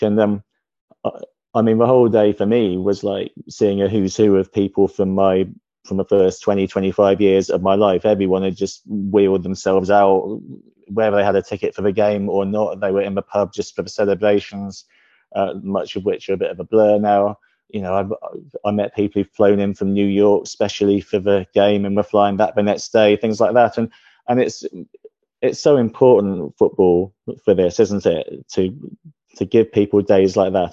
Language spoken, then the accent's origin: English; Ipswich, East of England, United Kingdom; moved away; I was born in Ipswich.